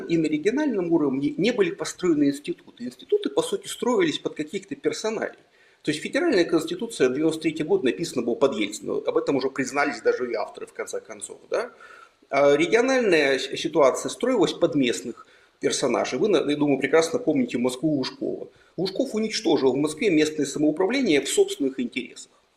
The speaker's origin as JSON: {"language": "Russian", "town": "Almaty", "country": "Kazakhstan", "tie": "born or raised there", "also_born_or_lived": "Yekaterinburg, Russia", "moved": "as an adult", "lives_now": "Lithuania", "said": "я родился в Алмате и жил там восемнадцать лет, потом переехал в Екатеринбург. Двадцать пять лет жил в Екатеринбурге, пока не уехал в Литву"}